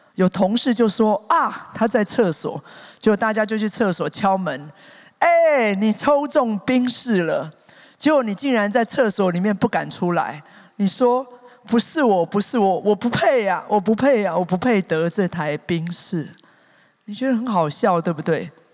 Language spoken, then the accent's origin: Chinese; Taipei, Taiwan; 我才知道我真的是天龙国出身啊